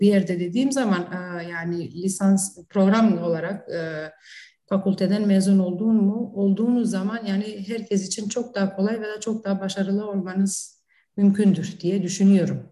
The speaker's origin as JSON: {"language": "Turkish", "town": "Prizren", "country": "Kosovo", "tie": "born or raised there", "also_born_or_lived": "North Macedonia", "second_language": "Turkish", "moved": "yes", "lives_now": "Kičevo, North Macedonia", "said": "Kosova'da doğum, Prizren'de doğmuşum. Hı-hı. Kuzey Makedonya'da yaşıyorum. Arnavut'um. Ee, aynı zamanda işte Türkçe, Makedonca, Arnavutça konuştuğumuz bir ortamda büyüdük"}